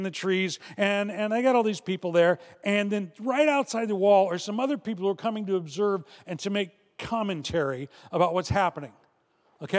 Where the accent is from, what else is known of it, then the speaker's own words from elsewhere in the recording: Chicago, Illinois, United States; I'm from Chicago